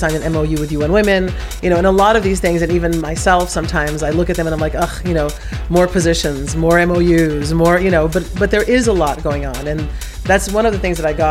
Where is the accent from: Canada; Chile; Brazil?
Brazil; I'm from Brazil